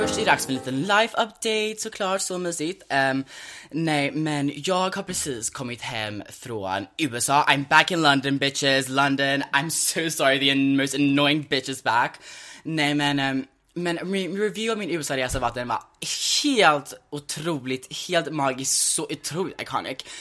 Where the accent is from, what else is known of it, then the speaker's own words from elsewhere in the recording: Sweden; vi är cold bitches här i Sverige